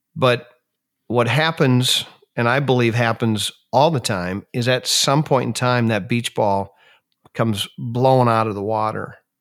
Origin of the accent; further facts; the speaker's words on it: Minnesota, United States; moved away as an adult; I grew up in Minnesota and spent the first forty-three years of my life there